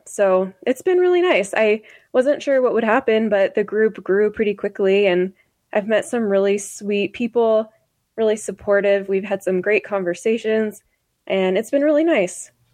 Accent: Idaho, United States; growing up in Idaho

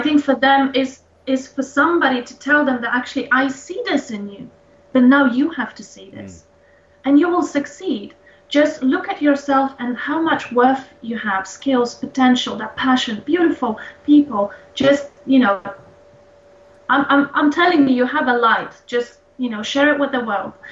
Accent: Poland; moved away as an adult; now in London, United Kingdom; I live in London and I moved here back in 2005. I'm originally from Poland

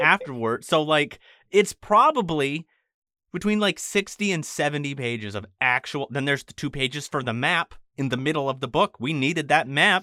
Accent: Maine, United States

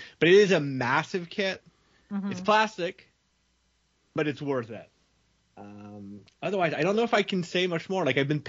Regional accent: Canada; I'm Canadian.

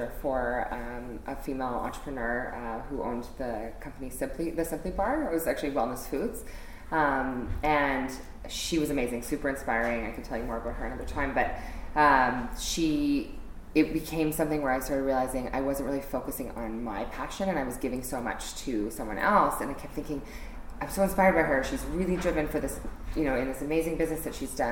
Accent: Edmonton, Alberta, Canada; now in Toronto, Canada; I grew up in Edmonton, Alberta

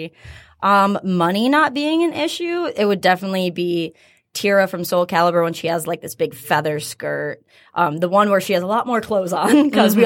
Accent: Michigan, United States; I'm just one of those people who loves my home state so much

